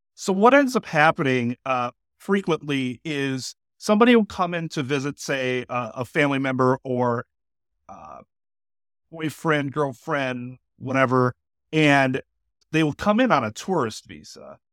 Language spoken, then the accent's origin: English; Milwaukee, Wisconsin, United States; I lived in uh, River West for most of my life.